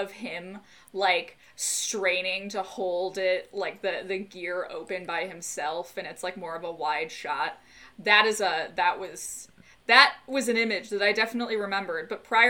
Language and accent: English; North Shore Chicago suburbs, Illinois, United States; if you grow up in that, like, that North Shore Chicago suburbs, it's, like, we all just had the same life.